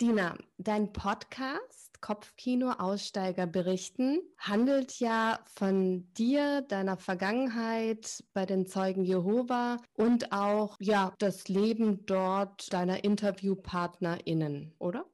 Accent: Stuttgart, Baden-Württemberg, Germany; bei uns in, in Stuttgart, wo ich aufgewachsen bin

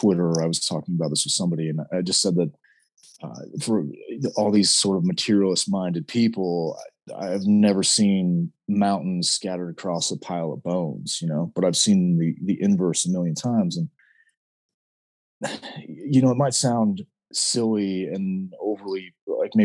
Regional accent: Southern Utah, United States; now in Idaho, United States; we live in Idaho now, but I am from Southern Utah.

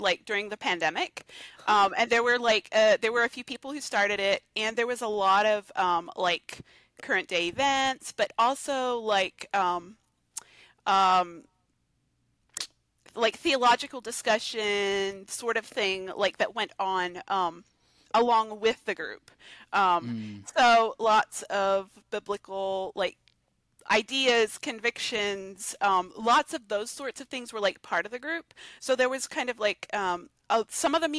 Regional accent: Georgia, United States; I'm from Georgia

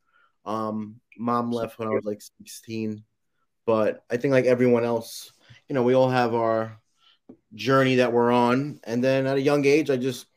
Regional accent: New York City, New York, United States; I'm originally from Staten Island, New York, born and raised

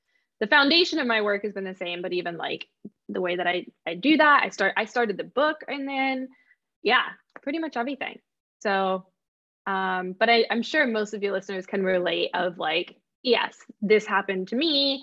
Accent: Midwest, United States; we moved back locally. Locally, I mean, like to my hometown

